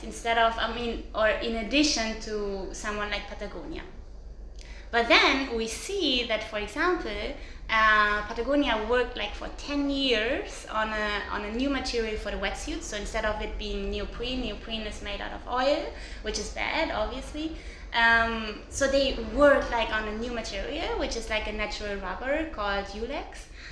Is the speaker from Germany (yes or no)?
yes; Cologne, North Rhine-Westphalia, Germany; now in Portugal; I'm from Cologne